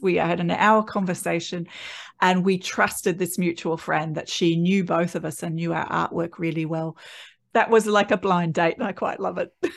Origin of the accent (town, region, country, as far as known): Australia; born or raised there